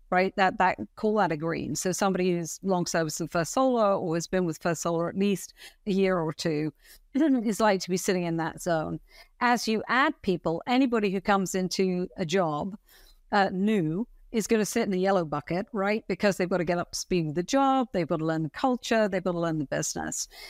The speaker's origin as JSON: {"language": "English", "country": "United Kingdom", "also_born_or_lived": "Europe", "moved": "as an adult", "lives_now": "United States", "said": "I started off in the U K, funnily enough, in retail as a commercial management trainee straight out of school"}